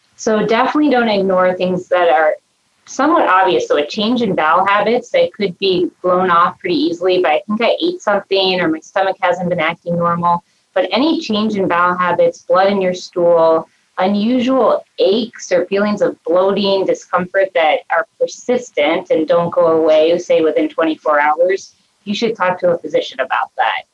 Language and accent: English; Cincinnati, Ohio, United States; also born or lived in Minnesota; now in Cleveland, United States; I was born and raised actually in Ohio and Cincinnati